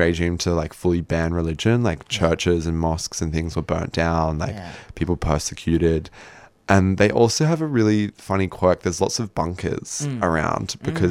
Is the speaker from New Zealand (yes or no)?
yes; New Zealand; moved away; I am New Zealander